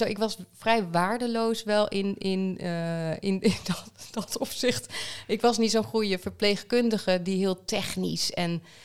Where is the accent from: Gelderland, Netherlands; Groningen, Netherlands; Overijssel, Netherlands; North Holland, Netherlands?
Groningen, Netherlands; also born or lived in Amsterdam; Groningen, waar mijn geboorteplaats is